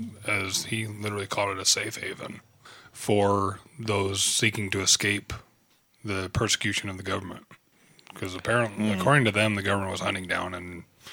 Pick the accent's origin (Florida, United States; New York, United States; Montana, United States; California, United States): Montana, United States; Pinesdale; I was born and raised in Pinesdale, Montana.